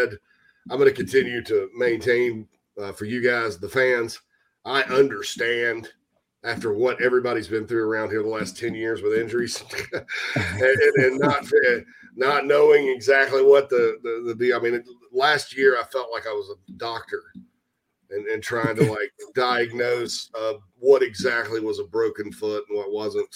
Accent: Spartanburg, South Carolina, United States; my hometown of Spartanburg, the upstate of South Carolina

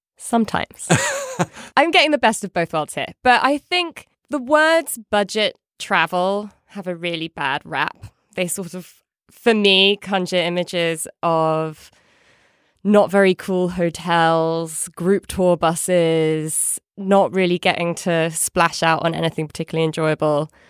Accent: United Kingdom; now in United States; As a Brit abroad

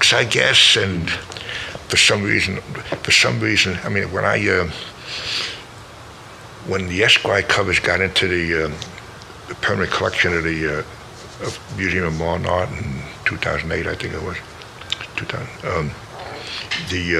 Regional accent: New York City, New York, United States; I'm from the Bronx

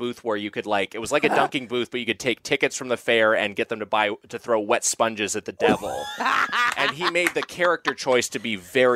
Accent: Southern California, United States; I grew up in Southern California

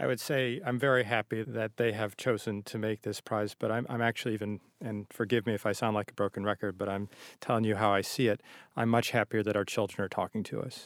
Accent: Chicago, Illinois, United States; now in Boston, United States; I'm from the Midwest. When I moved to Boston, I didn't realize it was a coastal city, 'cause I'm from

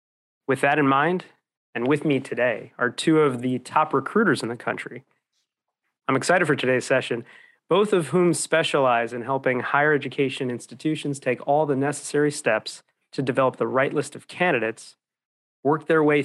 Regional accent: New Jersey, United States; growing up in New Jersey

